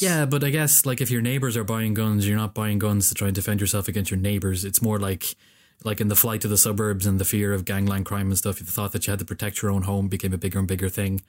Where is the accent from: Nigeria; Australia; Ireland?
Ireland; I'm an Irish dude sitting in Ireland